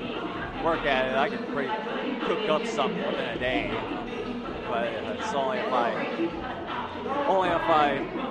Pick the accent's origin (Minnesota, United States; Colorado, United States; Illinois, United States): Illinois, United States; Pocahontas; my hometown of Pocahontas, Illinois.